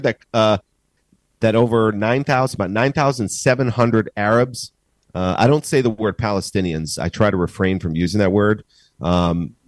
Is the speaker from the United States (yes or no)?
yes; United States; now in Israel; I'm from America.